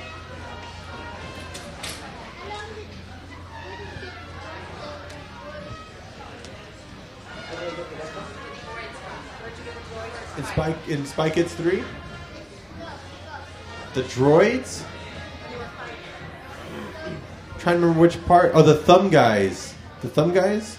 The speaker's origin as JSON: {"language": "English", "town": "San Antonio", "region": "Texas", "country": "United States", "tie": "born or raised there", "also_born_or_lived": "Austin", "said": "I went to the University of Texas in Austin because I grew up in San Antonio."}